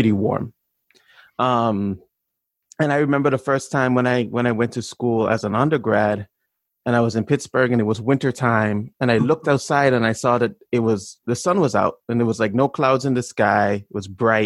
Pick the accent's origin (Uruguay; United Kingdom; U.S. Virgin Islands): U.S. Virgin Islands; St. Thomas; moved away; also born or lived in Chevy Chase, Maryland, United States; I'm from the Virgin Islands. I grew up in St. Thomas. I actually wasn't born there.